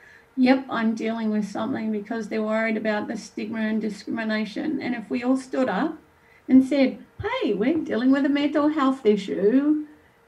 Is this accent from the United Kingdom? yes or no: no; Australia; moved away; also born or lived in New Zealand; I'm Australian